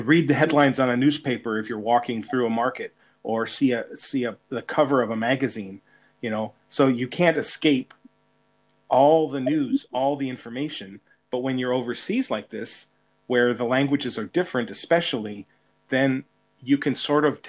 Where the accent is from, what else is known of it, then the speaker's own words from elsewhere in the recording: California, United States; moved away as an adult; I was born and raised in California and I love my home state.